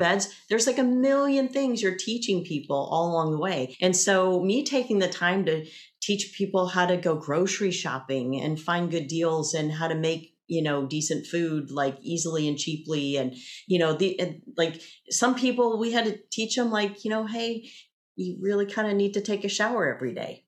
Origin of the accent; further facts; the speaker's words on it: the South, United States; 'cause I grew up in the South too